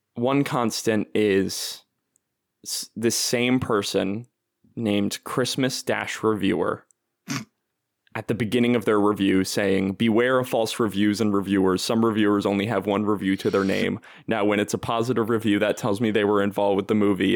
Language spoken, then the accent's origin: English; New Jersey, United States; now in Chicago, United States; I'm from New Jersey